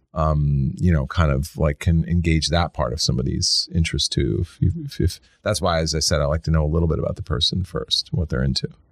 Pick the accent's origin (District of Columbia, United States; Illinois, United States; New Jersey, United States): District of Columbia, United States; Washington; I grew up in Washington D.C.